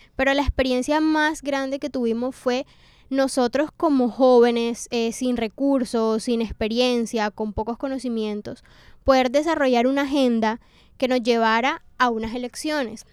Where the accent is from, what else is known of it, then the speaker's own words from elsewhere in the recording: Colombia; para nosotros como colombianos